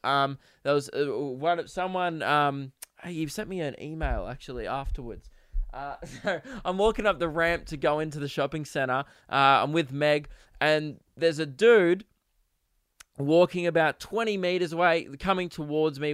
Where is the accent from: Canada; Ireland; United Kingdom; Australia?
Australia; I'm Australian